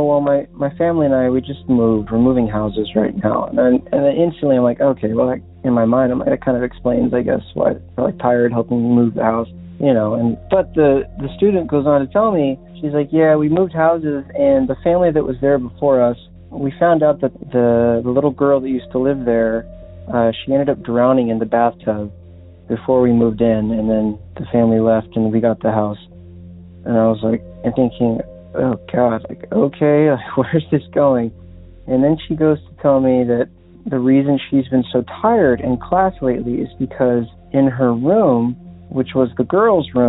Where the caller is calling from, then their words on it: Los Angeles, California, United States; I'm calling from Los Angeles